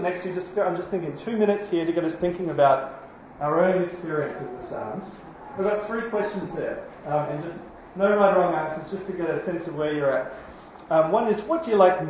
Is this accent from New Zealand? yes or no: yes; New Zealand; now in Australia; I'm a Kiwi.